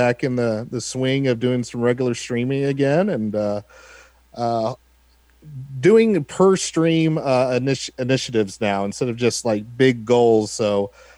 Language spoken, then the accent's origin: English; Texas, United States; I'm a Texan that went to Notre Dame